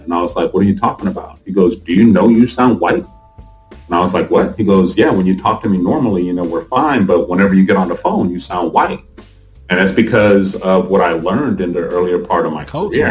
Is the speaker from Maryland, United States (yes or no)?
no; Honolulu, Hawaii, United States; also born or lived in Korea / South Central Los Angeles; growing up there in the 70s and partial 80s